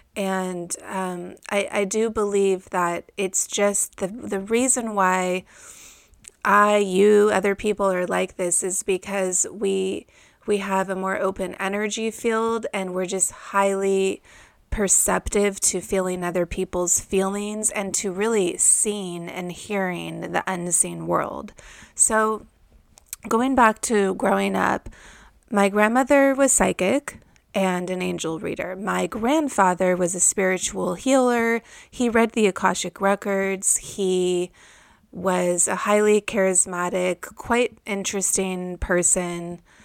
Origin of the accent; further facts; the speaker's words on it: Malibu, California, United States; I grew up in Malibu, California